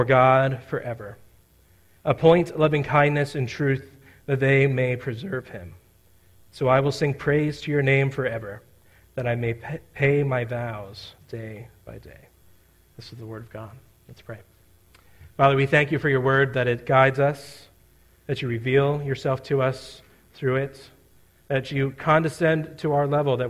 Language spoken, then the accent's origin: English; South Central Pennsylvania, United States; I'm growing up in South Central Pennsylvania